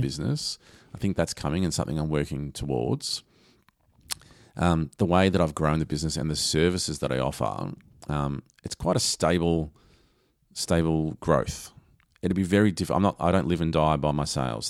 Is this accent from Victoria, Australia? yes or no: yes; Lara, Victoria, Australia; I grew up in Lara.